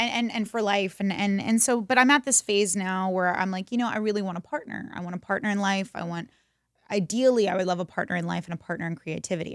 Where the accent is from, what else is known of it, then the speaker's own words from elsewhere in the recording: Texas, United States; we're from Texas